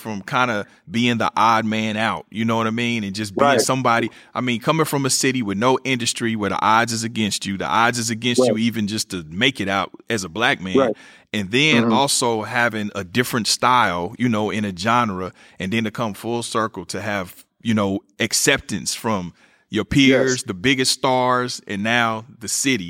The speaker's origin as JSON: {"language": "English", "town": "Kansas City", "region": "Missouri", "country": "United States", "said": "Yeah, I'm from Kansas City, MO, where … is from."}